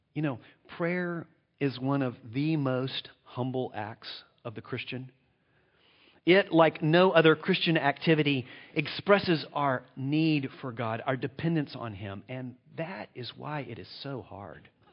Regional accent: United States; I'm from the United States of America

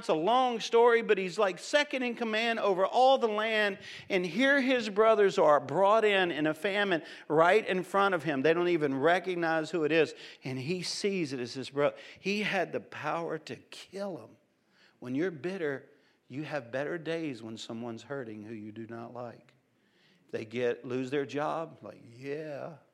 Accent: Cajun, Louisiana, United States; in my home, we're loud people, we're Cajun people

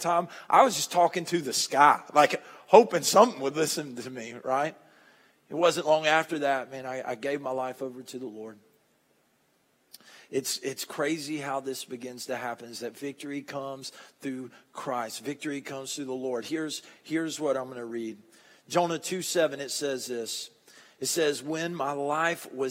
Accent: Monticello, United States; I'm from Monticello

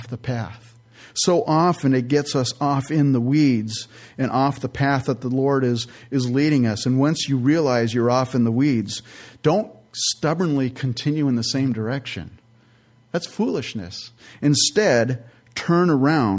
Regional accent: San Jose, California, United States; I grew up in California in the San Francisco Bay Area, San Jose to be specific

